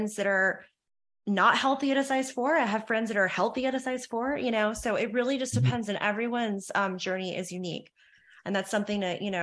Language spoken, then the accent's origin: English; Charlotte, North Carolina, United States; now in California, United States; I grew up in Charlotte, North Carolina